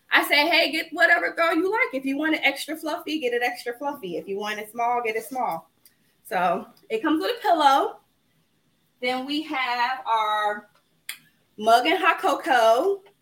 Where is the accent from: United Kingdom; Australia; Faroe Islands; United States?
United States; Providence, Rhode Island; now in Dallas, United States; And I moved here from Atlanta, Georgia. And but I grew up in Providence, Rhode Island.